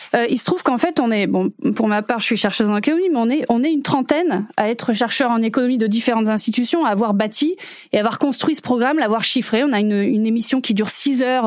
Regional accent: France; nous-mêmes en tant que Français

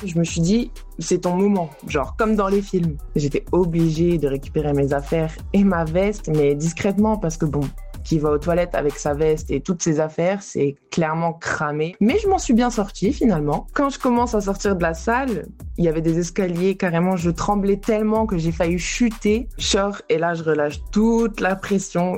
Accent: Metz, Grand Est, France; moi je suis de Metz

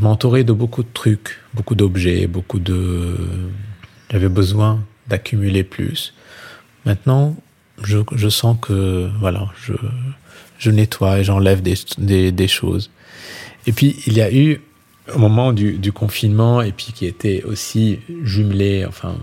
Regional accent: Lebanon; now in France; je suis libanais

